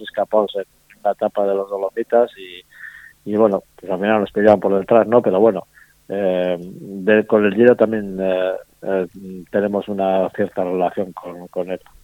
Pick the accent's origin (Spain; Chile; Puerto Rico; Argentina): Spain; Basque Country; en las famosas cenas que solemos hacer aquí en el País Vasco